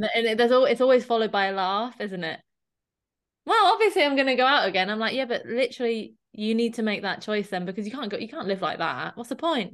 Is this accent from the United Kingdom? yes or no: yes; Dorset, South West England, United Kingdom; I'm from Dorset, so I represent Dorset Dairy